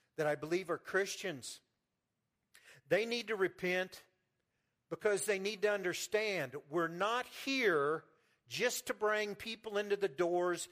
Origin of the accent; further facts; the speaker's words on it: Pleasant Hill, United States; I'm from Pleasant Hill